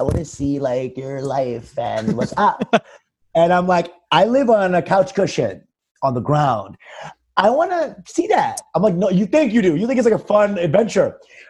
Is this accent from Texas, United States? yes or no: yes; Texas, United States; like, I'm in town from Texas